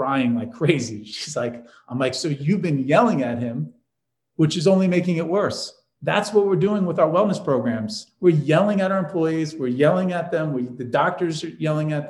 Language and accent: English; New York, United States; I'm from New York